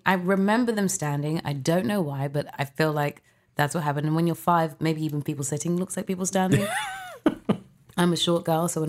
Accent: London, United Kingdom; I was born in London, UK.

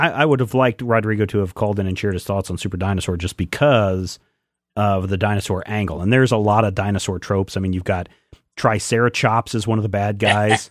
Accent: Pomona, Kansas, United States; When I was growing up in eastern Kansas, uh, there is a river between, uh, the small town of Pomona where I grew up

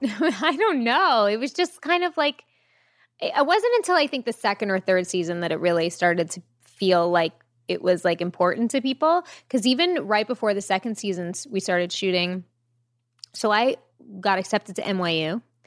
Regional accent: Jericho, New York, United States; I grew up on Long Island

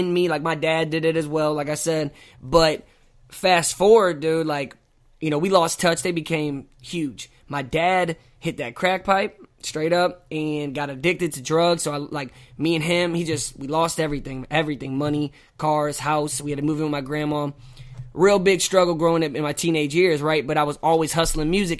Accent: Hazelwood, Missouri, United States; I'm from Saint Louis. I'm North County. I'm Hazelwood, not Hollywood.

